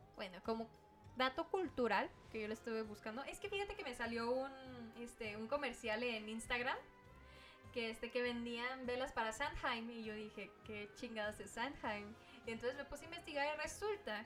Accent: Mexico; esa es una costumbre que nosotros como mexicanos teníamos

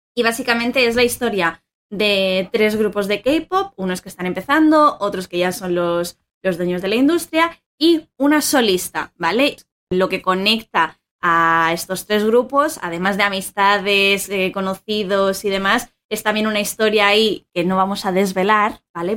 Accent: Madrid, Community of Madrid, Spain; soy de Madrid

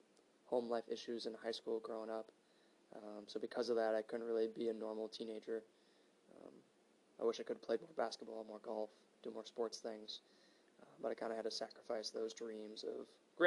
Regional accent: Hales Corners, Wisconsin, United States; moved away as an adult; also born or lived in Minnesota; I'm from Hales Corners, Wisconsin. So I grew up about 15-20 minutes away from downtown

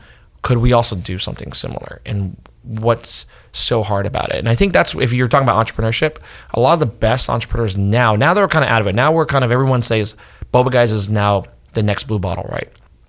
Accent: New Jersey, United States; But this to me was growing up in New Jersey, or Ben growing up in Texas. We both grew up in these neighborhoods where we were essentially, for better or worse, othered.

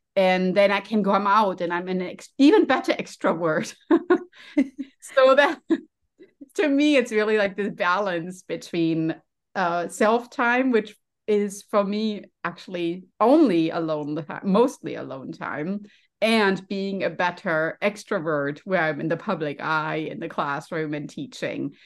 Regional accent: Germany; English is a second language; moved away as an adult; now in United States; you can maybe hear from my accent, I'm also a first generation immigrant. So I came to the United States as, as, you know, from Germany

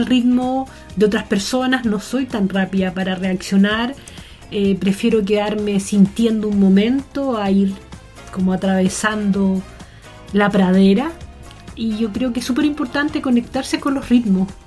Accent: Melipilla, Santiago Metropolitan Region, Chile; born there; Delante hablábamos del campo, de que nací en Melipilla.

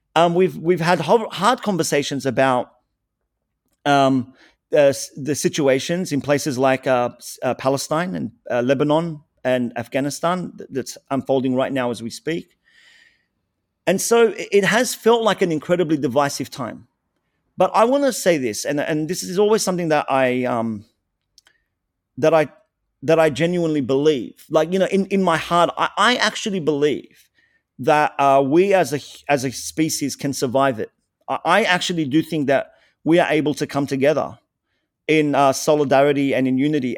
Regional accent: Australia

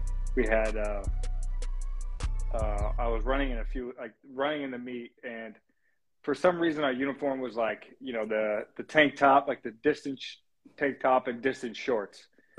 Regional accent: Phoenix, Arizona, United States; Right now I'm in Maryland, in Annapolis training, but I'm from Phoenix, Arizona, so I like to go home and see my family

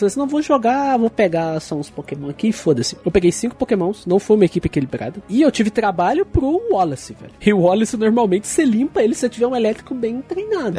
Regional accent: Brazil; eu sou brasileiro

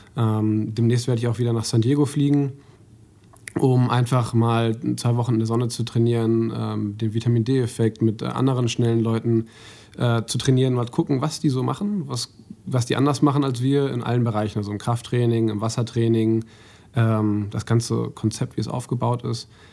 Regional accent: Mülheim, Germany; ich bin in Mülheim aufgewachsen

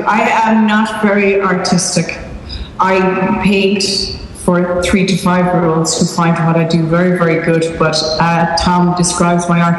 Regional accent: Ireland; it's not until you travel outside of Ireland you realize how different you are, because I worked in America for a summer when I was a student, and that was the very first time I ever realized I was a European.

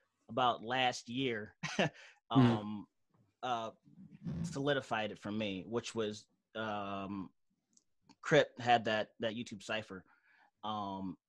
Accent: Auburn Hills, Michigan, United States; I'm from the Mitt, Michigan. Those don't know, Auburn Hills

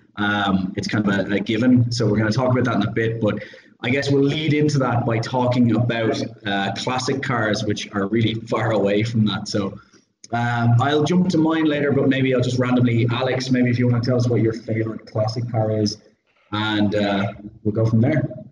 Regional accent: Ireland; I'm Irish

